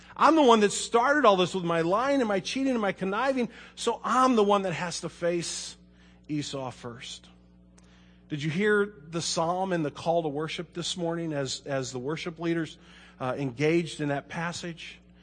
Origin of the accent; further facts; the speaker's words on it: Kirkwood, United States; I was born and raised in Kirkwood.